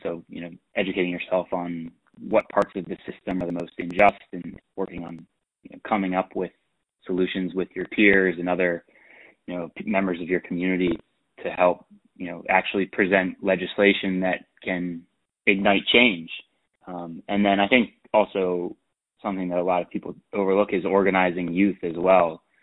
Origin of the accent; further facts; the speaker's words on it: Pittsburgh, Pennsylvania, United States; moved away as an adult; also born or lived in Philadelphia; I was originally from Pittsburgh